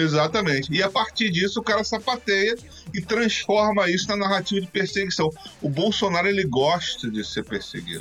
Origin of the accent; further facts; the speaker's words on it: Rio de Janeiro, Brazil; eu cresci nos anos 90 no Rio de Janeiro sendo negro e sendo suburbano